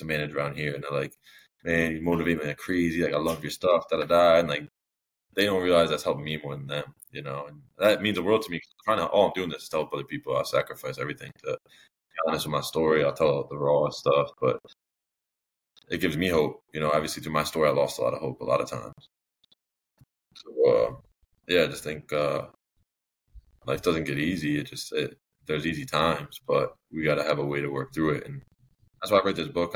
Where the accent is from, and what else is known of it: Connecticut, United States; born or raised there